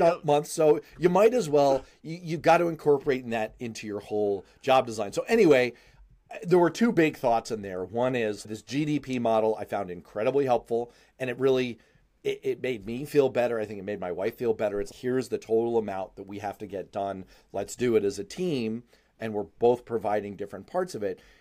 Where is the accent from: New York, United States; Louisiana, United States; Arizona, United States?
New York, United States; New York City; I grew up in Manhattan